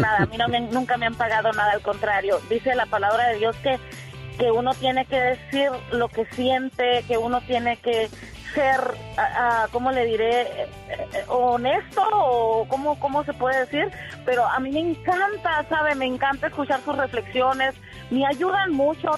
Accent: Tecate, Baja California, Mexico; moved away; Yo soy de Tecate, Baja California.

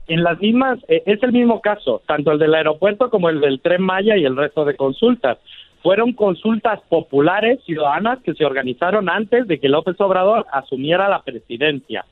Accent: Spain; now in Mexico City, Mexico; yo soy ciudadano español

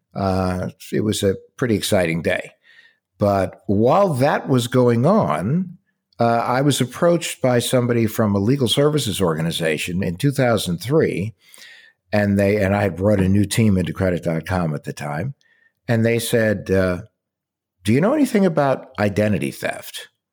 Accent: Warren, New Jersey, United States; also born or lived in Plainfield, New Jersey; now in Arizona, United States; Born in, in Plainfield, New Jersey, raised in Warren

